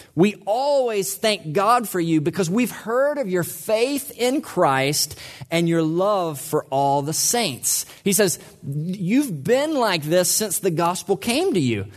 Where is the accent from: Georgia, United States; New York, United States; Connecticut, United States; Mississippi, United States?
Mississippi, United States; I'm from Mississippi